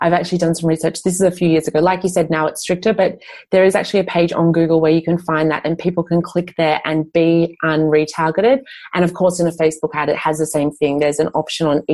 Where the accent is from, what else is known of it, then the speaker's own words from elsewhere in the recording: Australia; moved away as an adult; now in Europe; I grew up in Australia.